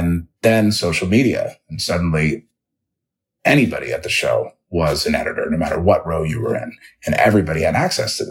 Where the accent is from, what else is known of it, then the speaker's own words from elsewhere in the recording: Dayton, Ohio, United States; moved away as an adult; also born or lived in Los Angeles; I grew up in Dayton, Ohio